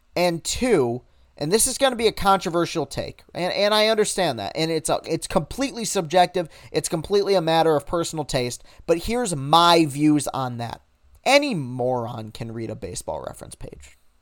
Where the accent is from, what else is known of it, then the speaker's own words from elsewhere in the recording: Lansing, Michigan, United States; I was some dude from Lansing, Michigan